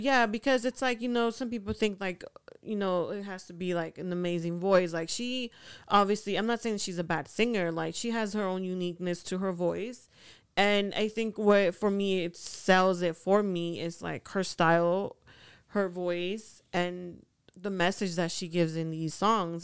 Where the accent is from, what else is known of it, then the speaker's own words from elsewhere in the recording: Honduras; moved away; I'm from Honduras